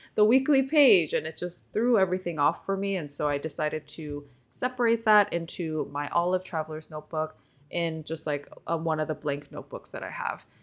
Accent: Seoul, grew up in California, United States; first language Korean; English is a second language; I moved to California with my parents when I was eleven years old from Seoul, Korea. And so my first language is Korean

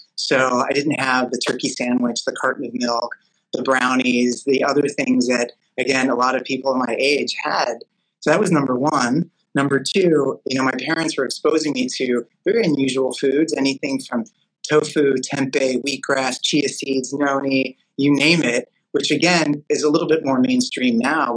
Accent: Los Angeles, California, United States; growing up in Los Angeles

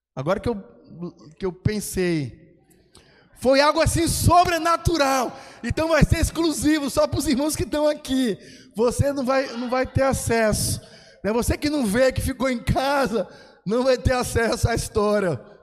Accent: Brazil; moved away as an adult; now in Braga, Portugal; eu sou brasileiro, amo o Brasil

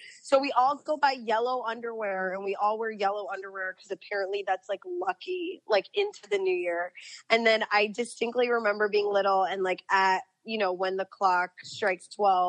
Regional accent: South Florida, United States; growing up in South Florida

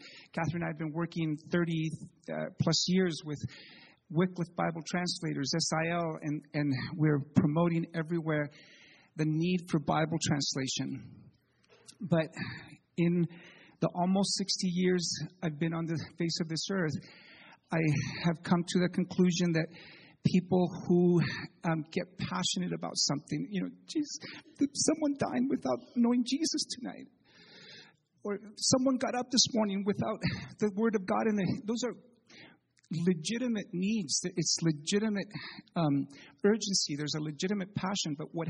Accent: Chile; moved away as an adult; I need to tell you that I'm the child of missionaries. I was born in Chile, lived there till I was 18.

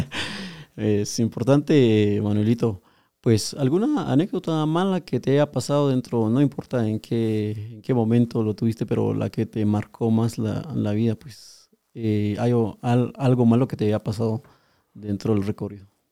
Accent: Guatemala; nosotros somos guatemaltecos

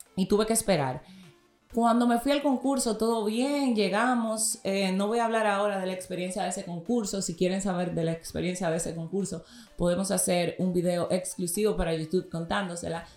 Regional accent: Dominican Republic; yo soy dominicana

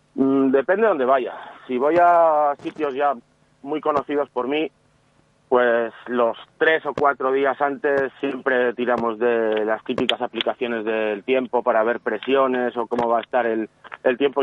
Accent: León, Castile and León, Spain; yo soy de León

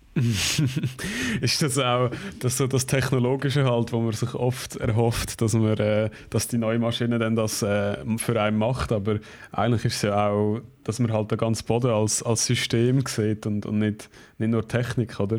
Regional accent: Switzerland; bei uns in der Schweiz

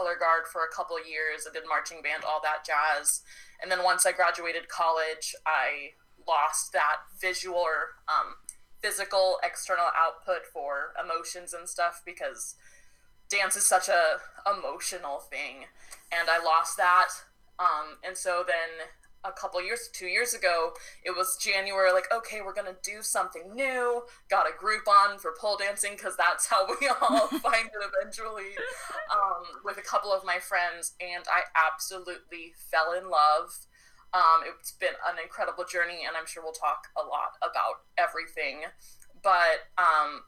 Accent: Oregon, United States; now in Texas, United States; I was born in Oregon, so I have that vibe, but I'm a Texas baby now

